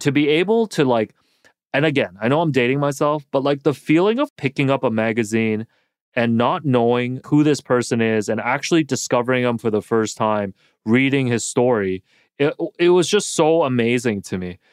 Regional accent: Toronto, Ontario, Canada; as a kid, you know, growing up in Toronto

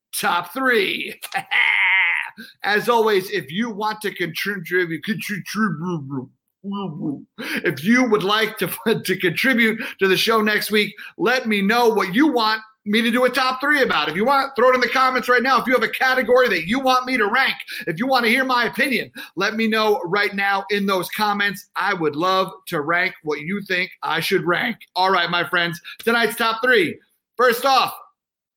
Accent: New York, United States; also born or lived in North Carolina; I'm from New York

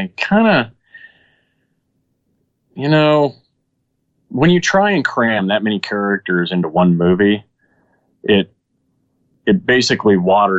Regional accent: Dallas, Texas, United States; also born or lived in Saudi Arabia; Yeah, I mean, that first part was the Dallas area. Then I went to Saudi. Then I came back to the Dallas area. Dallas is always where I've reset.

